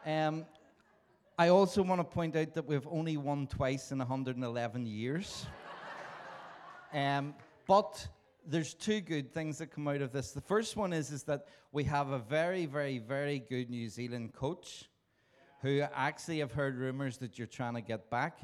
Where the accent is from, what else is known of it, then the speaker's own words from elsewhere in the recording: Belfast, Northern Ireland, United Kingdom; I was born in Belfast in Northern Ireland.